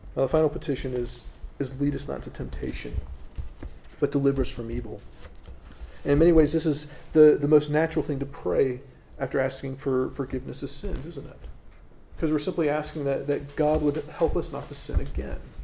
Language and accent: English; United States; as an American